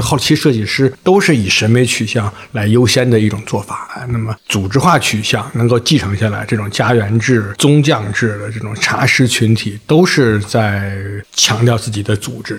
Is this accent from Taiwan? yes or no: no; China; 我们中国人还说它干嘛呀？